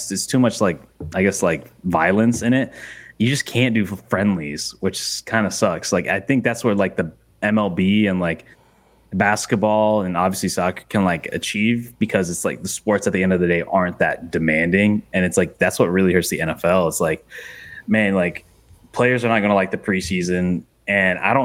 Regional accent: United States; as an American

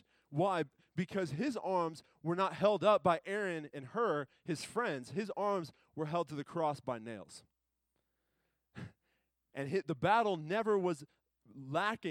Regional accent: United States; being an American here

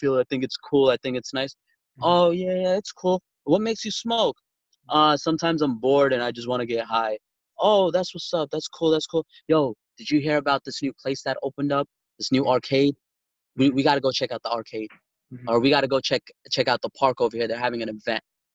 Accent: New York City, New York, United States; we're from Brooklyn

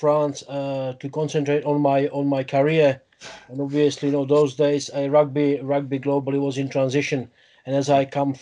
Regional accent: Olomouc, Olomouc Region, Czechia; English is a second language; moved away as an adult; also born or lived in Beroun, Czech Republic; now in Leicester, United Kingdom; I grew up in the Moravian part of the country, a nearby town of Olomouc

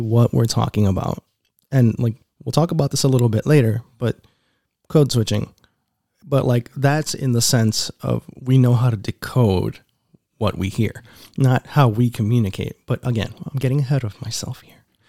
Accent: New York City, New York, United States; accent: New York; moved away

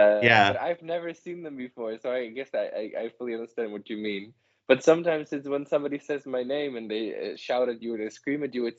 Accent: Netherlands; of course I'm from the Netherlands

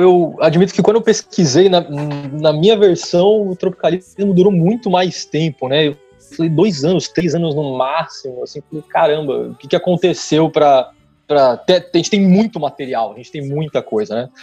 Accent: São Bernardo do Campo, São Paulo, Brazil; moved away as an adult; now in Rio de Janeiro, Brazil; o sotaque talvez não tenha entregado ainda, mas eu sou de São Paulo, especificamente de São Bernardo.

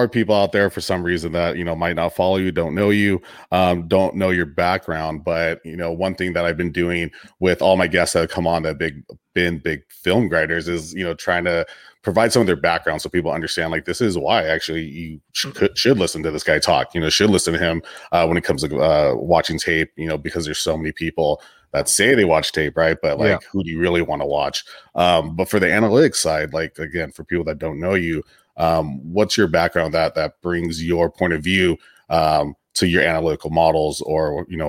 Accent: Long Beach, California, United States; I'm from Long Beach. So, you know, we don't give that title out lightly

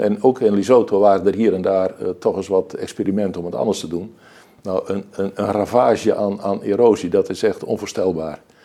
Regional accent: Emmeloord, Flevoland, Netherlands; Emmeloord, waar ik vandaan kom

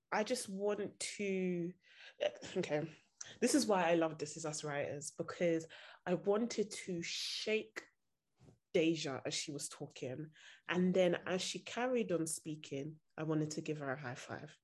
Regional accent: Nigeria; now in United Kingdom; I'm Nigerian

